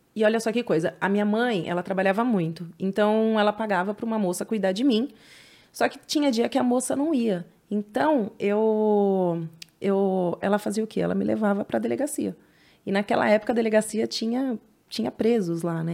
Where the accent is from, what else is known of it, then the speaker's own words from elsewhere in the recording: São Paulo, Brazil; lá na Penha, na, na Zona Leste, onde eu nasci, uhum. aqui em São Paulo